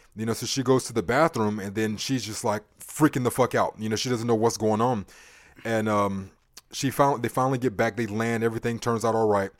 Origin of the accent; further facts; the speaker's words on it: United States; I'm American born here